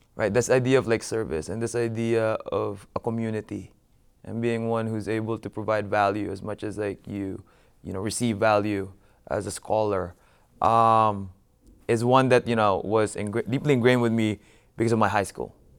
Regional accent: Philippines; moved away; my hometown of Mandaluyong

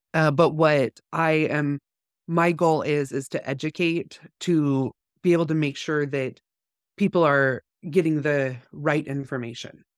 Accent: California, United States; now in North Idaho, United States; growing up in California

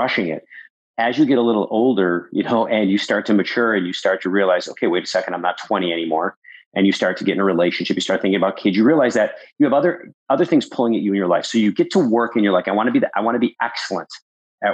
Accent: Buffalo, New York, United States; also born or lived in Wisconsin; growing up in Buffalo, New York

